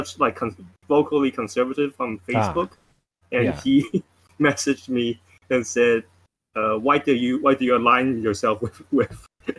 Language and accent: English; Taiwan; moved away; I'm originally from Taiwan, actually. So right across the street from China